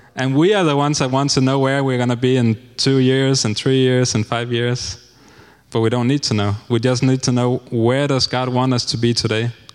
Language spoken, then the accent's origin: English; Denmark; moved away as an adult; now in Honduras; I'm 30 years old and I'm from Denmark